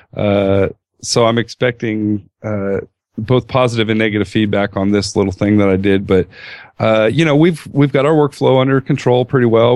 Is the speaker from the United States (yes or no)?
yes; California, United States; Coming from California